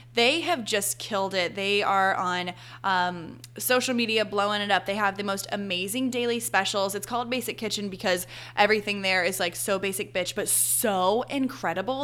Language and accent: English; Charlotte, North Carolina, United States; also born or lived in Arizona / Boone, North Carolina; now in Charleston, United States; I'm from Charlotte, North Carolina.